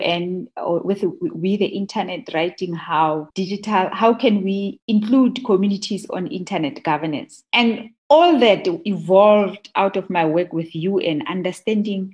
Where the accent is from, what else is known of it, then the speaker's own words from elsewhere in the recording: Madikwe, North West, South Africa; also born or lived in Klerksdorp / Rustenburg; I was born in Klerksdorp, but her mother lived in Rustenburg. So I spent my early childhood in Madikwe